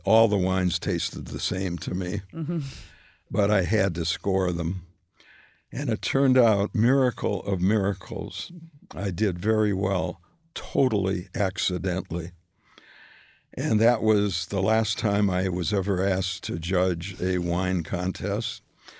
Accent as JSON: {"language": "English", "town": "Minneapolis", "region": "Minnesota", "country": "United States", "tie": "born or raised there", "also_born_or_lived": "New York", "moved": "yes", "said": "I grew up in Minneapolis, right. But we moved to New York"}